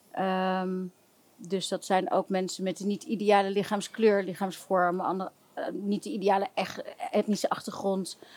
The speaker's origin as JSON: {"language": "Dutch", "region": "Limburg", "country": "Netherlands", "said": "Ik, woonde in, ik kom uit Limburg."}